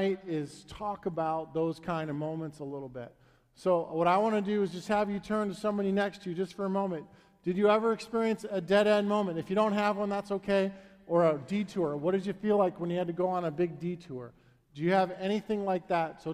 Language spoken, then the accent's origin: English; Northbrook, Illinois, United States; I grew up in Northbrook, Illinois.